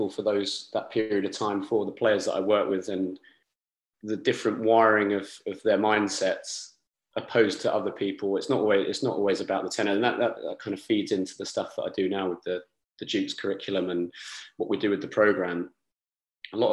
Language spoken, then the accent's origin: English; Rochester, South East England, United Kingdom; I'm from Kent, a little near Rochester. It's quite a small town, it's got a nice castle.